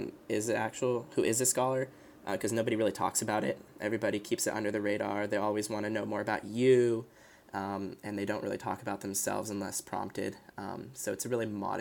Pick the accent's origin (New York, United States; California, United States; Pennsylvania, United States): California, United States; Los Angeles; moved away as an adult; now in Chapel Hill, United States; the little bubble I grew up in Los Angeles